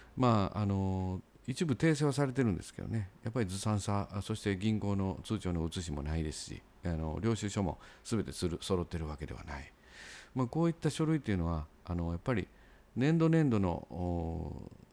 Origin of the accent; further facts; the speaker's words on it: Sakai, Osaka, Japan; 僕らも堺市民からすると